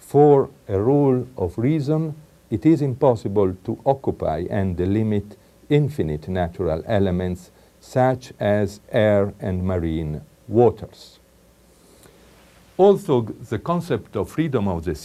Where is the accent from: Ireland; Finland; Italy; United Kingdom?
Italy; accent: strong Italian; English is a second language; I apologize for my strong Italian accent, but I have it, I like it, and I keep it.